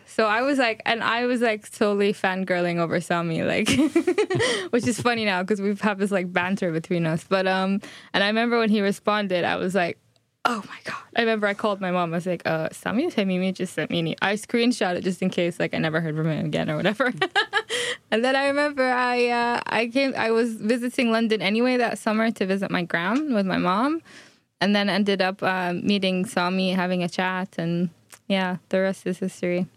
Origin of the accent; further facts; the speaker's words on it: Bahrain; moved away; I come from Bahrain. I grew up in Bahrain